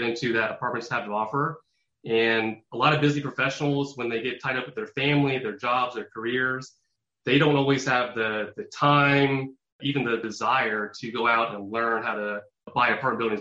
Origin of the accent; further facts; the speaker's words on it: Indianapolis, Indiana, United States; born and raised in Indianapolis, Indiana